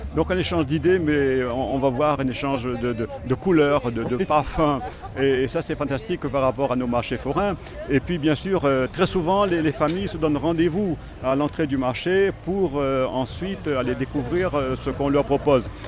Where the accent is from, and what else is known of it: Réunion